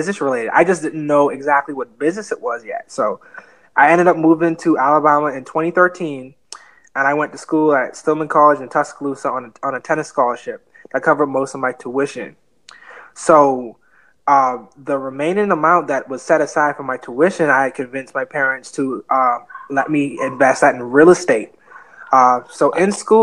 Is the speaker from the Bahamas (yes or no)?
yes; Nassau, New Providence, Bahamas; moved away; also born or lived in Fort Lauderdale, Florida; I was raised in an island called Nassau, Bahamas, but I was born in Fort Lauderdale, Florida.